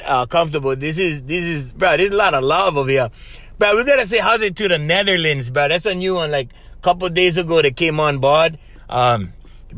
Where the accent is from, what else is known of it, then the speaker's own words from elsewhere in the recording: Honolulu, Hawaii, United States; I'm from Papakolea.